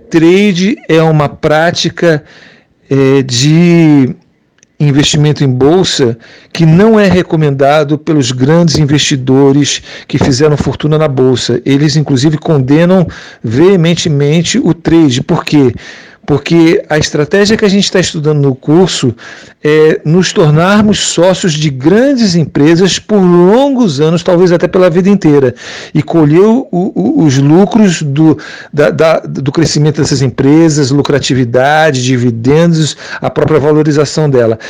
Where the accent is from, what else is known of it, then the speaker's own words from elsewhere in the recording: Portugal; now in Switzerland; eu sou portuguesa